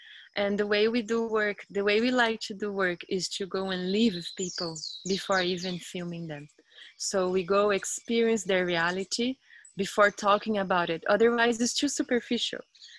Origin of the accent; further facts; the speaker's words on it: Brazil; English is a second language; I am from Brazil, from South Brazil. It's nearby São Paulo. When we say nearby, it's like 5 hours by car.